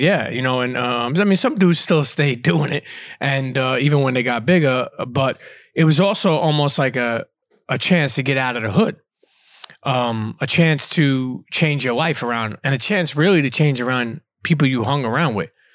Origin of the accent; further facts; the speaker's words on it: New York City, New York, United States; also born or lived in Bensonhurst, Brooklyn; I grew up in Coney Island, and then I moved to Bensonhurst